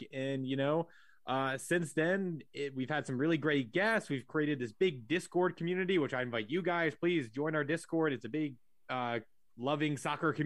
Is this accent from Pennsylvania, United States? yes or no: yes; Philadelphia, Pennsylvania, United States; I grew up in the Philadelphia area